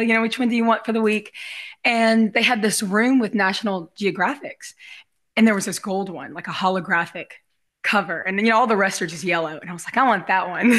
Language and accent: English; Gulf Coast, United States; growing up on the Gulf Coast.